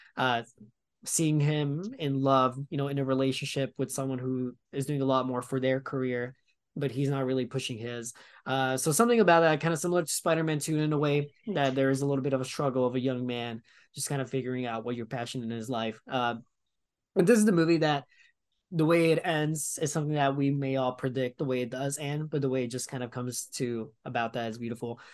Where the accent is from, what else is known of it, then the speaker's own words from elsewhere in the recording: New York, United States; as a New Yorker